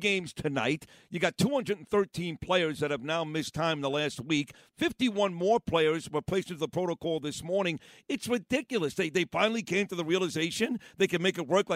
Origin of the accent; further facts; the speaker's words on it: New York City, New York, United States; as a New Yorker